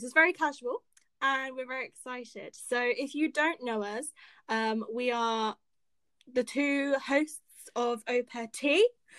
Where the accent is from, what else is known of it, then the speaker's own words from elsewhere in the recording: Bournemouth, South West England, United Kingdom; we are from the UK. We're both Brits. I'm from Bournemouth in the south.